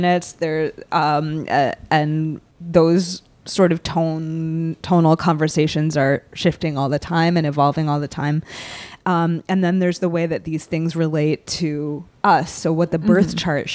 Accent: Salem, Massachusetts, United States; I am from Salem, Massachusetts

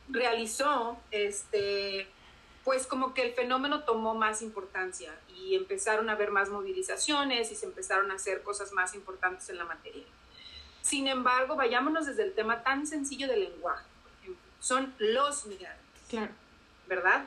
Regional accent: Mexico; moved away as an adult; now in Burbank, United States; nosotros como mujeres mexicanas

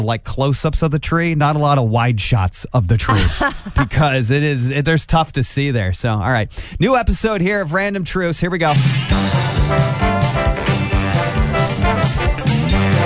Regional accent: Angola, Indiana, United States; I grew up in Angola. We have 101 lakes in our county

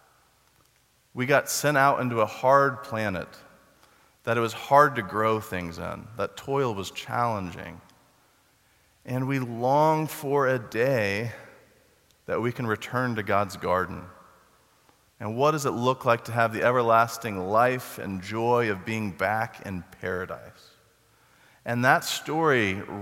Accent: Texas, United States; I grew up in Texas

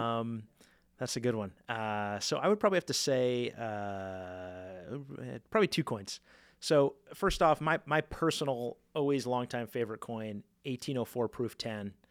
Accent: Ohio, United States; moved away; I'm from Ohio, happened to be Ohio visiting some family

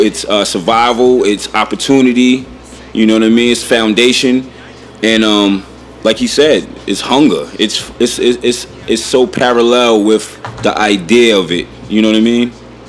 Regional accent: New York City, New York, United States; we're from Staten Island.

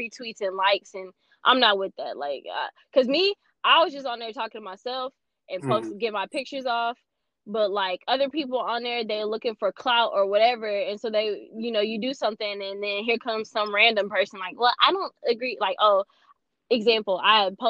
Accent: Houston, Texas, United States; I'm from Houston

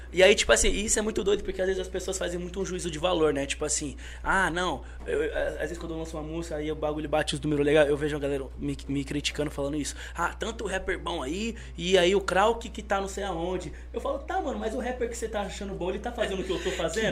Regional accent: Osasco, São Paulo, Brazil; also born or lived in Piauí; eu sou de Osasco porque eu sou criado lá a vida inteira. Mas eu nasci no Piauí

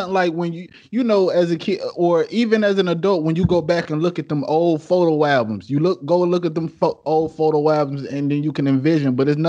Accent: Detroit, Michigan, United States; Especially growing up in Detroit where, you know what I'm saying? We know where we grew up where, you know, we see the good, but then we see what's on the other side too.

